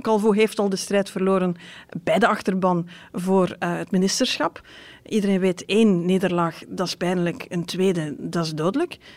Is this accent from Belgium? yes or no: yes; West Flanders, Belgium; ik kom zelf uit West-Vlaanderen